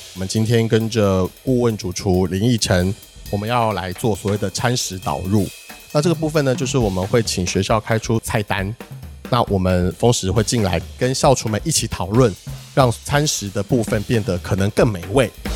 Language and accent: Chinese; Hsinchu, Taiwan; moved away; also born or lived in Taipei; 我是一个来自新竹的孩子。我到台北念书的时候呢